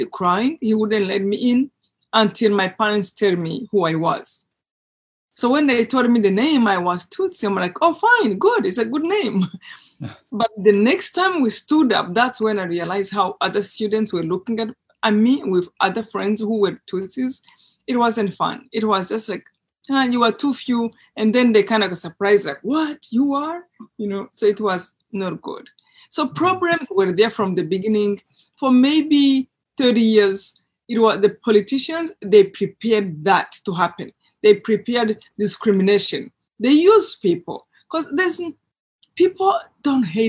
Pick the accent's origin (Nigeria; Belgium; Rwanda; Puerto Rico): Rwanda; moved away; I grew up in Rwanda in a place that is very close to a lake